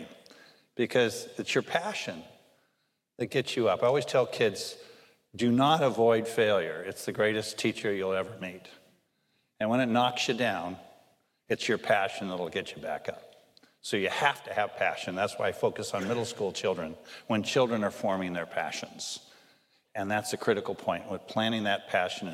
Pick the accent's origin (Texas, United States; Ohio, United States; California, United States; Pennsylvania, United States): California, United States; Los Angeles; also born or lived in Wichita, Kansas / Mojave Desert; I grew up here in Los Angeles